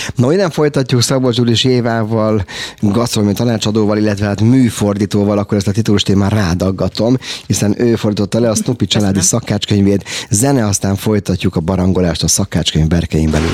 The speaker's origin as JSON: {"language": "Hungarian", "country": "Hungary", "said": "mi magyarok vagyunk"}